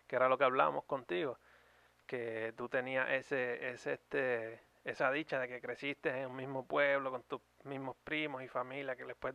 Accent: Naguabo, Puerto Rico; En Nahuabo lo que hay es una high

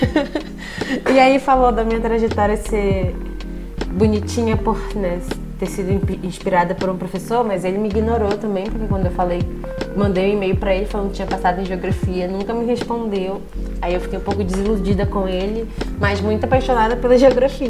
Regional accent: Belém, Pará, Brazil; moved away as an adult; also born or lived in Rio de Janeiro; now in Paraná, Brazil; Eu sou de Belém, né, sou do Pará

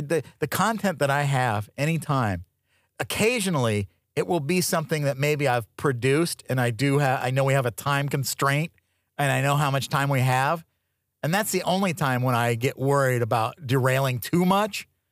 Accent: Tucson, Arizona, United States; moved away; I grew up in Tucson, Arizona

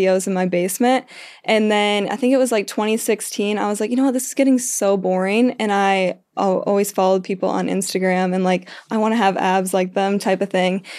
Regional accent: Illinois, United States; moved away as an adult; also born or lived in Kansas; my hometown in Illinois

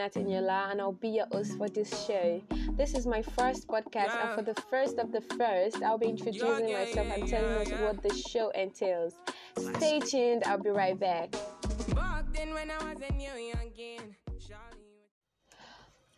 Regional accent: Kogi, Nigeria; moved away as an adult; now in Benin; I'm from Kogi State, Nigeria, and I'm 18.

